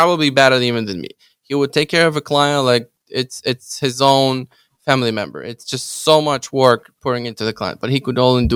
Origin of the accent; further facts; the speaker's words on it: Ukraine; English is a second language; now in Chicago, United States; I'm Ukrainian. English is my second language.